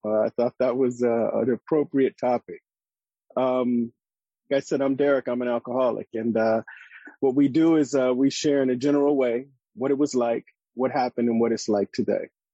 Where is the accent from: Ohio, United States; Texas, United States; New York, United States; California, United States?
California, United States; Los Angeles; in the neighborhoods where I grew up in Los Angeles and South Central